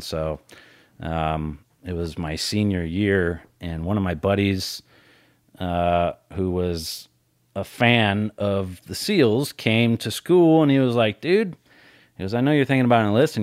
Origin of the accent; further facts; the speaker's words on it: Colorado, United States; I grew up in Colorado